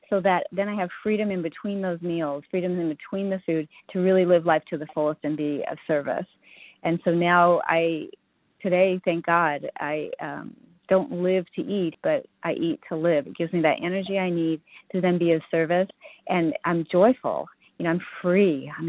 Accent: California, United States; Um, yes, I'm from California

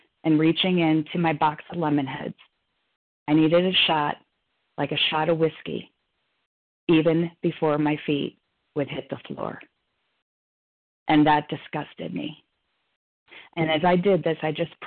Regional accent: Chicago, Illinois, United States; moved away; Chicago from Fannie Mae. That's my hometown

